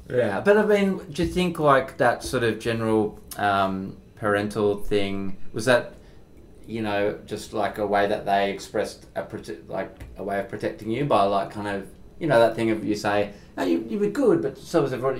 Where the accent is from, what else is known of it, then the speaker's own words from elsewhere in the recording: Perth, Western Australia, Australia; now in Melbourne, Australia; where I grew up in Perth